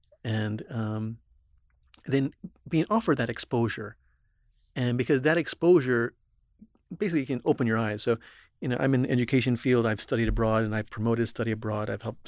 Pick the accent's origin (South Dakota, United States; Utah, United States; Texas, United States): Texas, United States; also born or lived in New England; I grew up in Texas here.